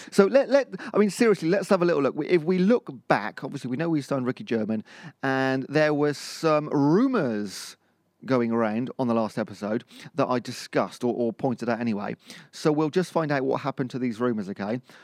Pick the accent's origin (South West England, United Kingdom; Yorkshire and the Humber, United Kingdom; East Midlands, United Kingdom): South West England, United Kingdom; Cheltenham; I'm from Cheltenham. That's the posh bit of Gloucestershire in that area.